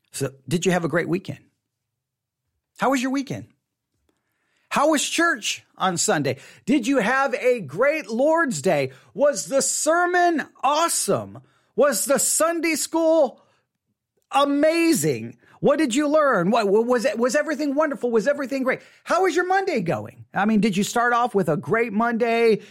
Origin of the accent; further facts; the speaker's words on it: West Texas, United States; I grew up in West Texas.